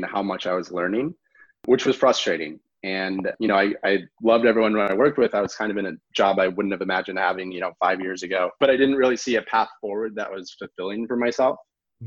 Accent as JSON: {"language": "English", "area": "outside of Chicago", "region": "Illinois", "country": "United States", "tie": "born or raised there", "also_born_or_lived": "Los Angeles", "moved": "as an adult", "said": "I grew up outside of Chicago."}